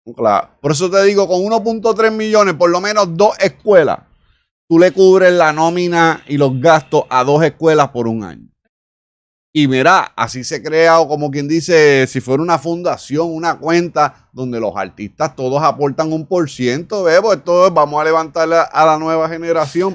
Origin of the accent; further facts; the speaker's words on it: Isabela, Puerto Rico; moved away; nuestro pueblo, Isabela, de la comunidad donde yo soy, de Mantilla